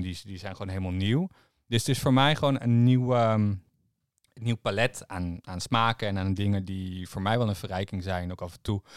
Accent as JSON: {"language": "Dutch", "town": "Harderwijk", "region": "Gelderland", "country": "Netherlands", "said": "waar ik vandaan kom in Harderwijk"}